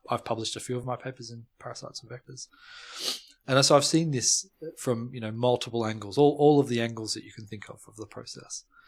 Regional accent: Melbourne, Victoria, Australia; moved away as an adult; now in Cambridge, United Kingdom; I'm originally from Melbourne, born and bred

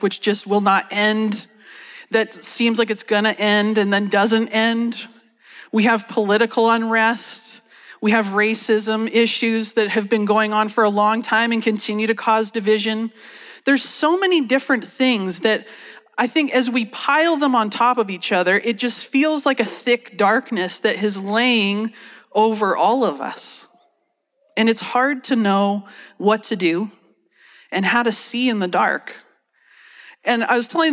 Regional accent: Canada; moved away as an adult; also born or lived in United States; So I'm Canadian, but I ended up living in the States for about 10 years

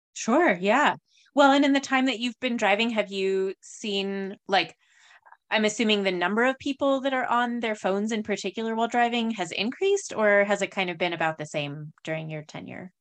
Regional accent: New Mexico, United States; growing up in New Mexico

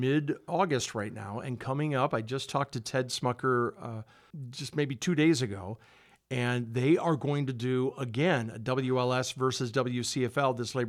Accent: Rockford, Illinois, United States; I grew up on the West Side, obviously, right. Going to Auburn.

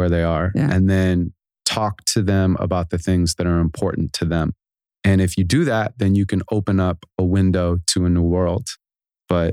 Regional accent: Santa Monica, California, United States; I was born in Santa Monica, California, and my mom's a school teacher

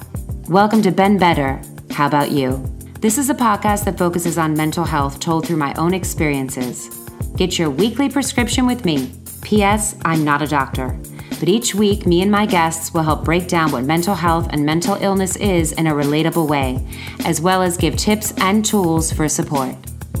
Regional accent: Baltimore, Maryland, United States; also born or lived in New York; now in Los Angeles, United States; I grew up in Baltimore. I lived in New York before living in LA. And then I've lived in Los Angeles I feel like it's almost 15 years now.

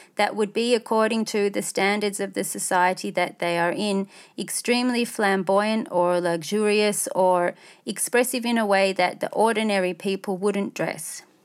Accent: Australia; as an Australian, non-Muslim, middle class

